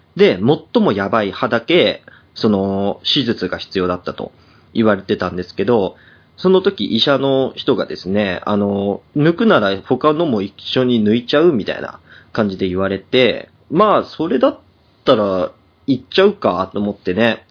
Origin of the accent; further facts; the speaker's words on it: Japan; 日本で育って、日本で生まれてるから